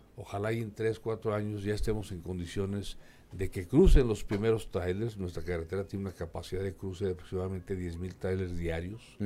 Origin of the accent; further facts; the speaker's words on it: Durango, Mexico; Yo soy de Durango, Durango, de la tierra de los alacranes.